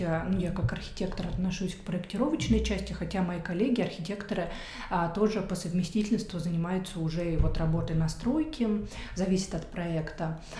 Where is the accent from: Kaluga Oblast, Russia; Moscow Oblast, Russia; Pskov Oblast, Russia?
Kaluga Oblast, Russia; Kaluga; moved away as an adult; also born or lived in Moscow, Russia / Stockholm, Sweden / Thailand; now in Germany; я родилась в Калуге, город Калуга